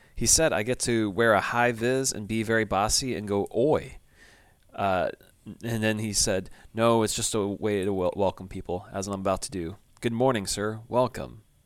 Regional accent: United States; I'm American

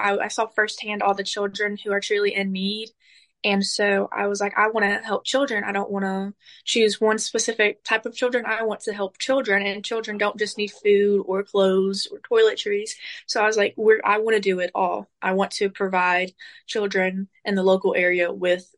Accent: Picayune, Mississippi, United States; also born or lived in Carriere, Mississippi; I grew up in Picayune, Mississippi

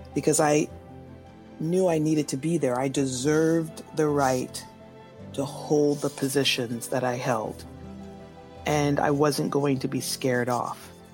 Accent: Los Angeles, California, United States; also born or lived in Oakland, California / South Pasadena, California; I was born in Los Angeles, California in the year 1970

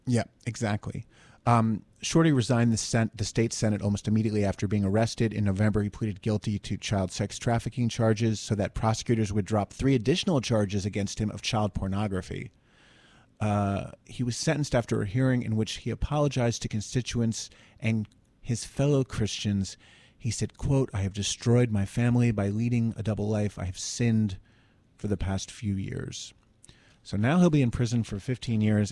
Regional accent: Summit, New Jersey, United States; my hometown of Summit, New Jersey

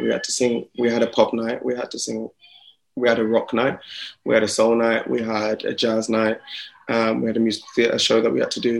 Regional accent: Slough, South East England, United Kingdom; also born or lived in Jamaica (heritage); now in London, United Kingdom; I was born just outside of the London area, um, a little town called Slough. I'm a small town, small town guy, um, and then now I live in London.

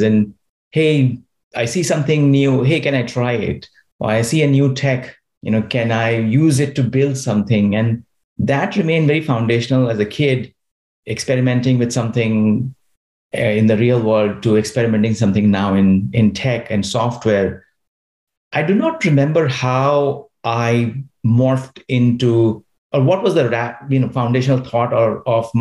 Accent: Dhanbad, Jharkhand, India; moved away as an adult; also born or lived in Mesra, India; now in Silicon Valley, United States; I grew up in India, grew up in a mining town called Dhanbad

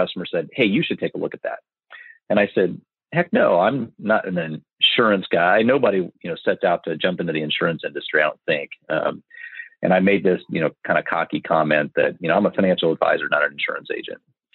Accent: Marion, Indiana, United States; I grew up in Marion, Indiana

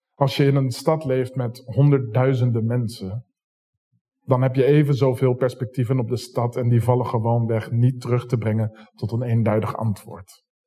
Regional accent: Zoetermeer, South Holland, Netherlands; now in Rotterdam, Netherlands; Opgroeiend in Zoetermeer

